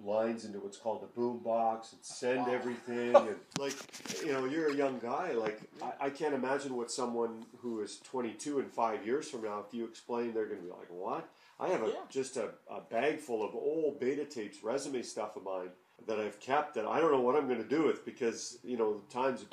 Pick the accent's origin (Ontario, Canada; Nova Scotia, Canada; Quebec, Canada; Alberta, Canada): Alberta, Canada; Edmonton; also born or lived in Winnipeg; a kid growing up in Edmonton